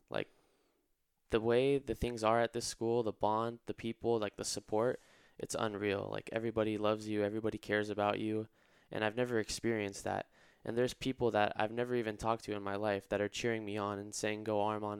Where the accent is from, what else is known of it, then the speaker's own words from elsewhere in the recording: Irvine, California, United States; I'm from Irvine originally, so just about twenty minutes away. I'm a local boy